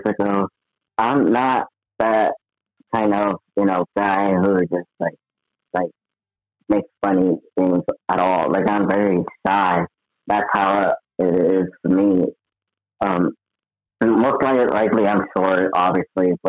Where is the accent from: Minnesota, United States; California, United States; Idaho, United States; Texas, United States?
California, United States; now in Moreno Valley, United States; I'm from California, originally from MLK, California